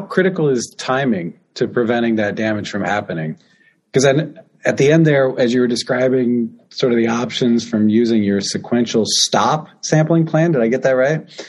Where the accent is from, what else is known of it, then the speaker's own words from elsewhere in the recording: Midwest, United States; also born or lived in Illinois / Michigan; now in Iowa, United States; I'm from the Midwest, Illinois, Michigan, Iowa.